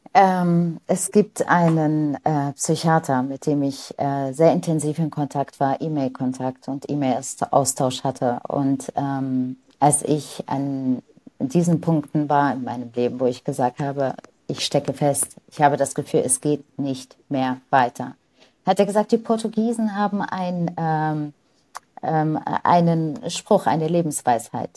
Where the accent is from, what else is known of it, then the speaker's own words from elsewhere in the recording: Lebanon; now in Germany; ich bin im Libanon in einer Nonnenschule groß geworden